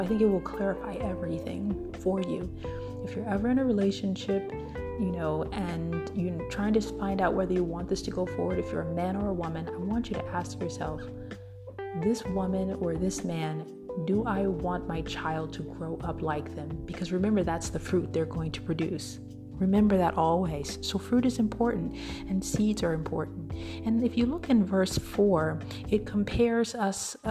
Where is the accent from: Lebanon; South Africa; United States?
United States; Midwest; I'm from the Midwest